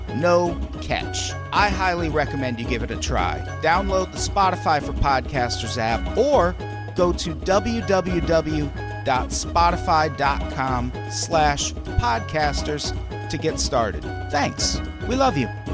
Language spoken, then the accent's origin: English; Illinois, United States; I grew up in Illinois